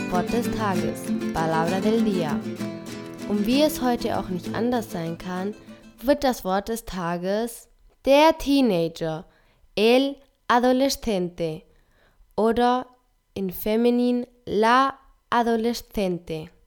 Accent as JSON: {"language": "Spanish", "town": "Burgos", "region": "Castile and León", "country": "Spain", "tie": "born or raised there", "said": "Soy de España, Burgos."}